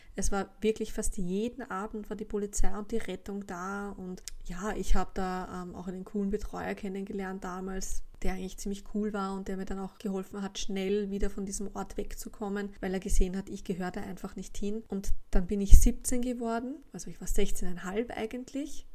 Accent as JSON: {"language": "German", "region": "Vienna", "country": "Austria", "tie": "born or raised there", "said": "Gegangen bin ich in der Wittelsbachstraße zur Schule im zweiten Bezirk"}